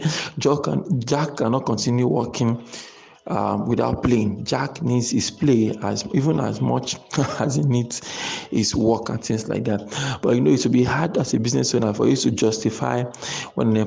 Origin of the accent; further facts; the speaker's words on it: Nigeria; as Nigerian entrepreneurs